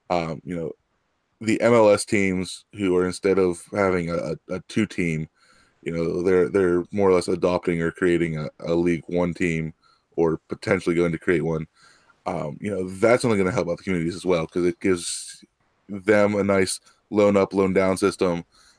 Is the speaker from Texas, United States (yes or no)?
no; Pittsburgh, Pennsylvania, United States; I'm from Pittsburgh